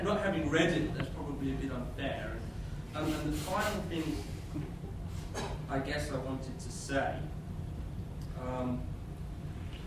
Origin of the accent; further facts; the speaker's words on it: Australia; moved away; I'm from Australia